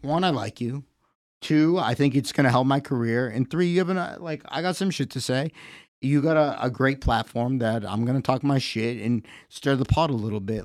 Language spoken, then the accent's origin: English; Connecticut, United States; also born or lived in Massachusetts; now in Easton, United States; I was born in Connecticut.